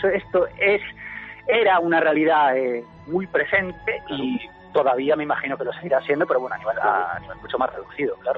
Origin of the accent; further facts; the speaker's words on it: Ferrol, Galicia, Spain; una persona que nació en, Ferrol, en Galicia, hace 39 años